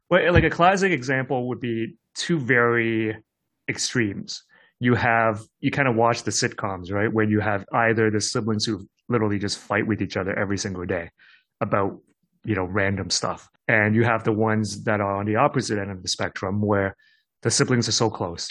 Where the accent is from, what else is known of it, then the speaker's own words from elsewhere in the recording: Hong Kong; I grew up in Hong Kong, I did have a cousin